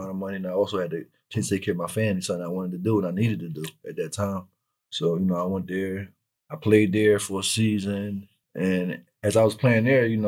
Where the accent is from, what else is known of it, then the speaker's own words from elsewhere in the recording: Philadelphia, Pennsylvania, United States; I grew up in North Philly, or like around 17th and CCB Moore, across the street from Meade School.